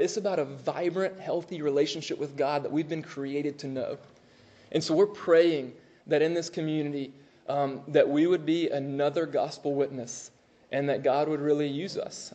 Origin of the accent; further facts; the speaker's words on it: Moultrie, Georgia, United States; also born or lived in Augusta, Georgia; I'm from Moultrie.